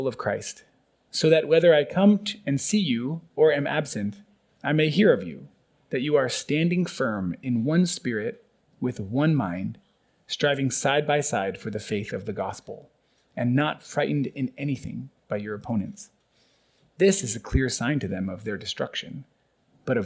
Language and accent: English; United States; now in Burundi; being an American citizen